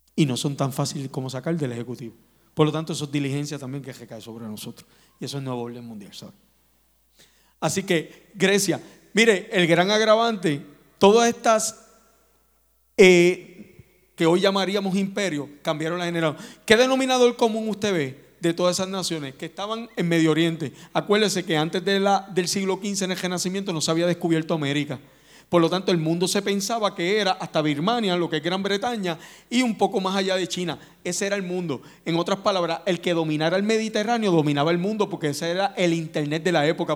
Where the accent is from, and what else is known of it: Puerto Rico